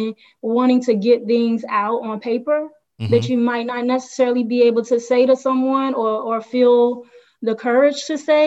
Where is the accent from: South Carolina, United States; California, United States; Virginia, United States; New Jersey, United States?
South Carolina, United States; Denmark; moved away as an adult; also born or lived in Philadelphia, Pennsylvania / Columbia, South Carolina; now in Atlanta, United States; Born in Philadelphia, raised in Denmark, South Carolina